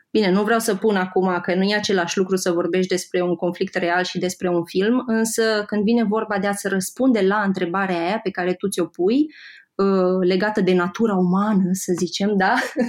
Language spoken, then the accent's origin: Romanian; Moldavia, Romania; moved away as an adult; also born or lived in Iași; now in Bucharest, Romania; Eu sunt din Moldova